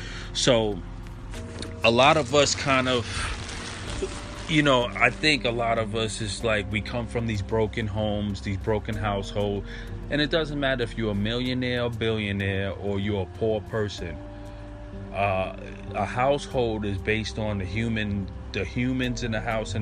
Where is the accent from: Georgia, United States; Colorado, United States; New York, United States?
New York, United States; New York City; growing up in the 80s and 90s in Brooklyn